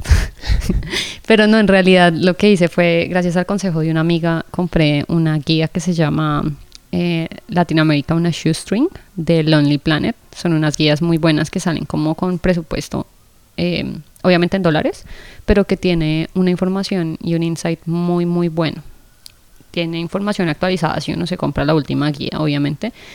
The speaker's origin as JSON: {"language": "Spanish", "country": "Colombia", "said": "yo soy de Colombia"}